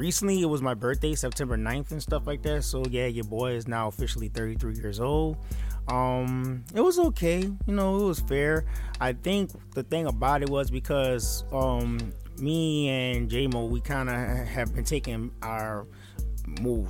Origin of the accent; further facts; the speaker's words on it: Houston, Texas, United States; I am living in Houston and stuff like that, you know what I'm saying, I'm from Houston